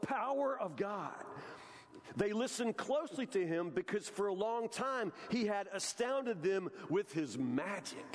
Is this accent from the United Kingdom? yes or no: no; Matlock, United States; as a kid growing up in Matlock, a redneck kid